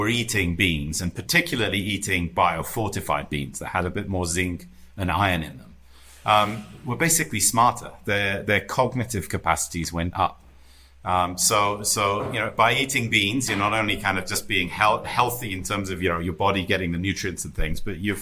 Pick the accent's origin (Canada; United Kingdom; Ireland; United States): United Kingdom; I'm British, right? You know, the Brits